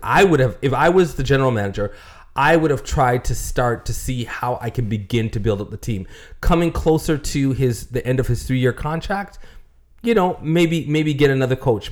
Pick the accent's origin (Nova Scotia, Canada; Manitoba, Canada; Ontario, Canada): Ontario, Canada; Toronto; I'm from Toronto